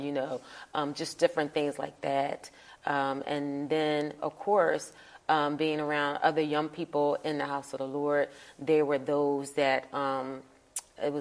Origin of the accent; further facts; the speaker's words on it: Philadelphia, Pennsylvania, United States; I grew up in Philadelphia, born and raised in Philadelphia.